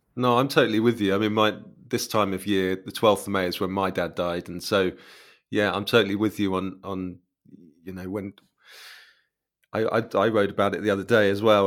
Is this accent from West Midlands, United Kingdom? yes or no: no; Cambridge, East of England, United Kingdom; that is my hometown